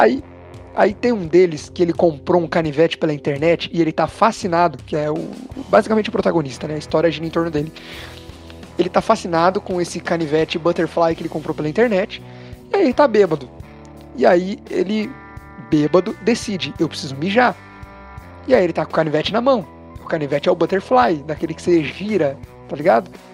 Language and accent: Portuguese; Brazil; somos brasileiros